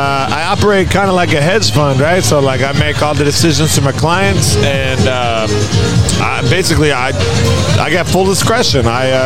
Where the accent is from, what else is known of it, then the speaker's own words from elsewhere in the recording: San Francisco, California, United States; Nah, I'm from San Francisco.